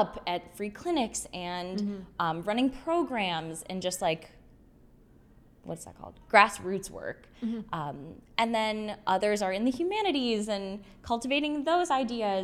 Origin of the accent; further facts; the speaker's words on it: West Bloomfield, Michigan, United States; moved away as an adult; also born or lived in Ann Arbor, Michigan / Spain; I grew up in West Bloomfield, so not that far away from anywhere from Ann Arbor specifically, but I grew up in West Bloomfield